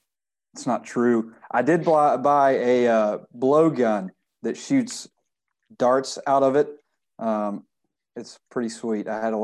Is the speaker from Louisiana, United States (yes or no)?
yes; West Monroe, Louisiana, United States; just a blue collar boy from West Monroe, Louisiana, right down the road.